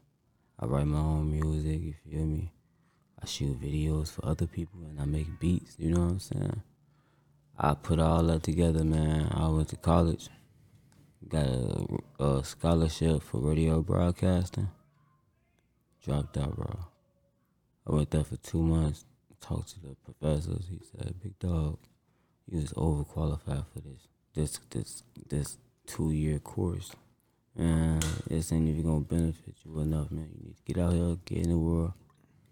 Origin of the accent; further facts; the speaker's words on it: Chicago, Illinois, United States; I'm from Cabrini Green